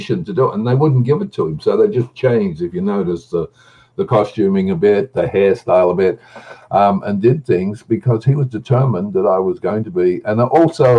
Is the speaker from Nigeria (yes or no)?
no; Australia; I'm an Australian